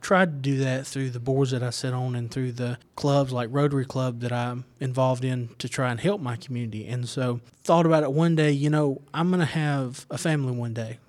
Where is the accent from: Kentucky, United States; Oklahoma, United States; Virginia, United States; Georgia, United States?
Georgia, United States; Winder; I'm from Winder. I was raised in Winder